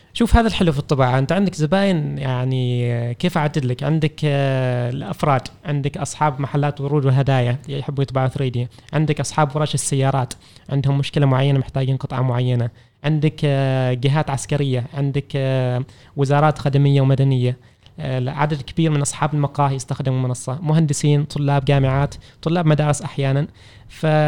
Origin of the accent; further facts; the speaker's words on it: Oman; احنا كعمانيين